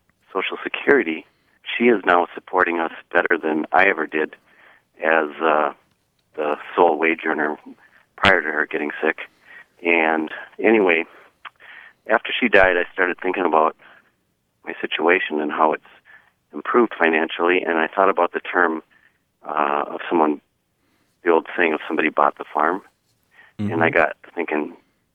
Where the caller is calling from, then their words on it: North Branch, Minnesota, United States; I'm calling from North Branch, Minnesota.